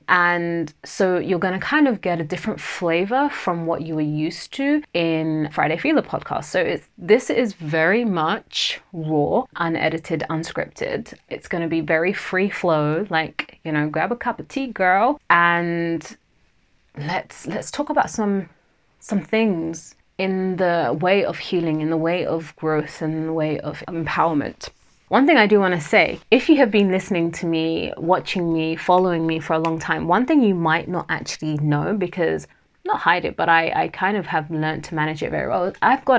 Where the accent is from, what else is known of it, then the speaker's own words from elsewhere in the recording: Nigeria; first language Yoruba; English is a second language; And that means wealth surrounds me in my native language of Yoruba, which is one of the three main tribal languages in Nigeria, where my family and I originally hail from.